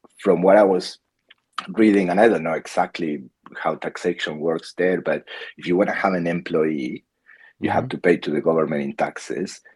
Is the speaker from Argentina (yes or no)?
yes; Patagonia, Argentina; moved away as an adult; also born or lived in Buenos Aires, Argentina; now in Australia; I was born in Argentina. I lived most of my life in Patagonia.